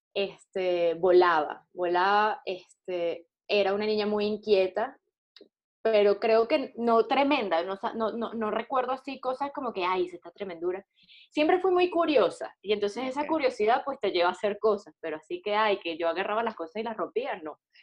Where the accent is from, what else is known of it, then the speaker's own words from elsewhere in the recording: Venezuela; moved away; also born or lived in Colombia; soy una mujer, soy venezolana